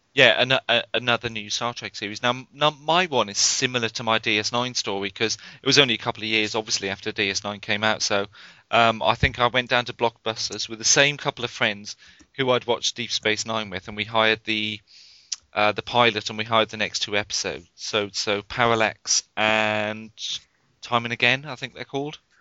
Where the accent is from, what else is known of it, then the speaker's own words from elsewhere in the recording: Northumberland, North East England, United Kingdom; moved away; I grew up in Northumberland, which is practically well, it's right on the border with Scotland